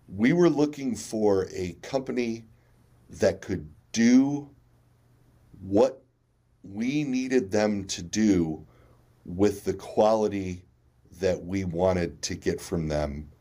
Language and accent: English; United States; being a, a child of the eighties, you know, um, and, and, and being an American in the nineteen seventies and nineteen eighties